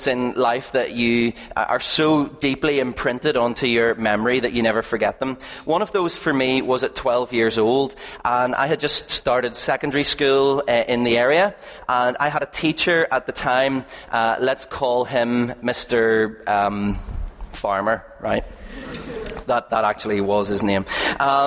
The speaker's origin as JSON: {"language": "English", "town": "Belfast", "region": "Northern Ireland", "country": "United Kingdom", "said": "We are from East Belfast. We live over near the Braniel at the top of the Castlereagh Road"}